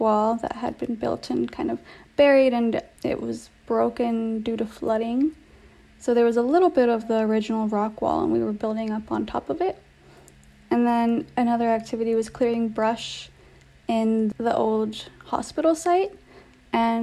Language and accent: English; Los Angeles, California, United States; I grew up in Los Angeles